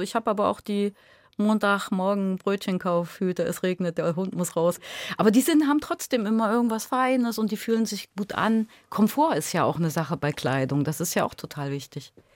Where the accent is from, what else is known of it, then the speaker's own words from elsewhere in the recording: Lutherstadt Eisleben, Saxony-Anhalt, Germany; moved away as an adult; also born or lived in Halle / Duisburg-Ruhrort; now in Duisburg, Germany; ich bin aus Sachsen-Anhalt tatsächlich, aus genau Luther statt Eisleben. Das stimmt, da bin ich geboren.